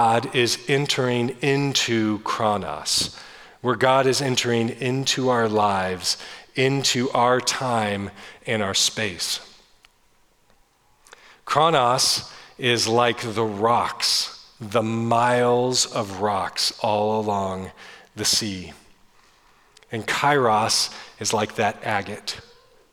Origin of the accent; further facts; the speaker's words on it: Northern California, United States; I grew up in Northern California in small coastal towns